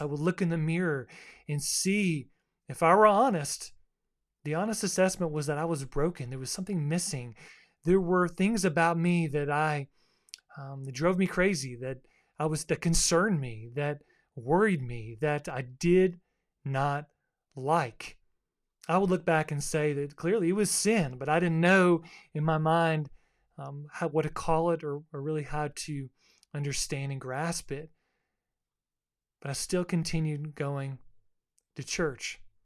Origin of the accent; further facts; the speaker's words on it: Boca Raton, Florida, United States; also born or lived in Fort Lauderdale, Florida; now in Kings Mountain, United States; I grew up as, um, a South Floridian, a beach kid. I was born in Fort Lauderdale